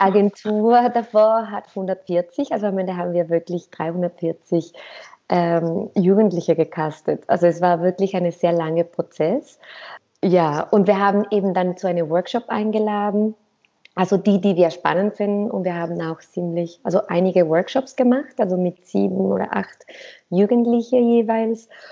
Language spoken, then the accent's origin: German; Mexico; moved away as an adult; also born or lived in Cuba / Berlin / Zurich; ich komme aus Mexiko